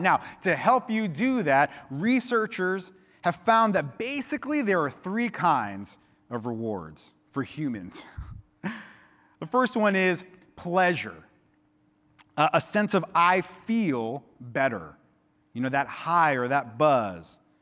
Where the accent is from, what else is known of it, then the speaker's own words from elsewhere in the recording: Miami, Florida, United States; now in Santa Cruz, United States; I grew up in Miami